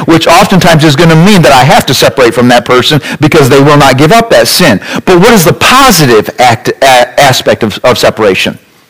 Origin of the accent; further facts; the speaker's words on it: United States; As an American Christian